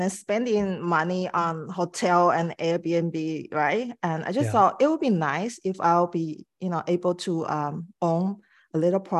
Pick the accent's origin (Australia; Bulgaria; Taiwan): Taiwan; now in Vancouver, Canada; I'm originally from Taiwan. So I moved to Vancouver like 20 something years ago.